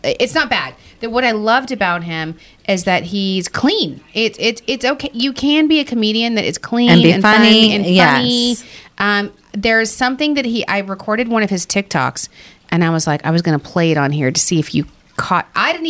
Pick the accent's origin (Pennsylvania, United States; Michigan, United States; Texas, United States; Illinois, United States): Texas, United States; accent: Texas; My Texas accent.